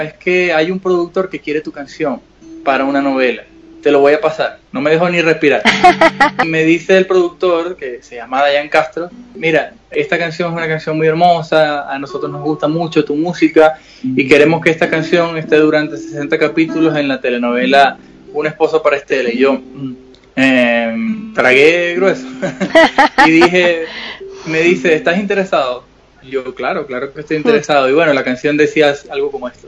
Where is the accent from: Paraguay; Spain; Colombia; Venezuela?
Venezuela; Nosotros como venezolanos vivimos una situación muy dura, muy difícil